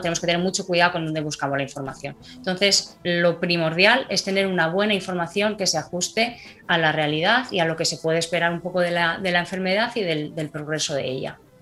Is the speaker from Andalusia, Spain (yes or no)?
no; Madrid, Community of Madrid, Spain; now in Alicante, Spain; nací en Madrid, soy madrileña de, corazón aunque ahora mismo estoy residiendo en Alicante